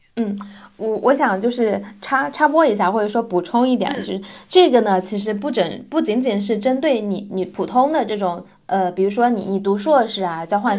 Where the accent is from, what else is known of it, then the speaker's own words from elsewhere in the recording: China; moved away as an adult; now in Sweden; 我们中国人的智慧